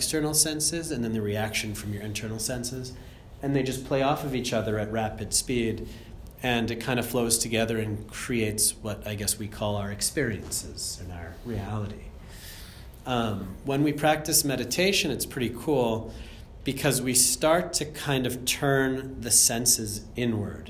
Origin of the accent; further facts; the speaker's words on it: Andover, Massachusetts, United States; moved away as an adult; also born or lived in Germany / India / Australia; I'm from Andover, Massachusetts originally, which is, yeah, this 40 minutes north